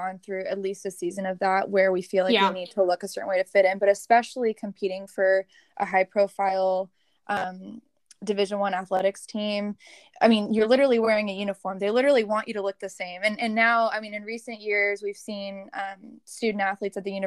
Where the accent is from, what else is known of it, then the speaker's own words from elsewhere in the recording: San Diego, California, United States; moved away as an adult; now in Charlotte, United States; I'm originally from San Diego